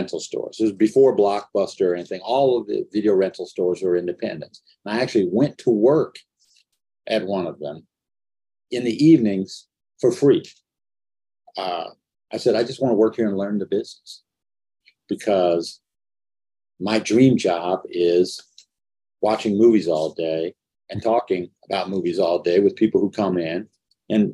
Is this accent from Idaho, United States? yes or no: no; Inglewood, California, United States; I'm from Los Angeles, Los Angeles area, I knew nobody in the movies. Inglewood was as far from Hollywood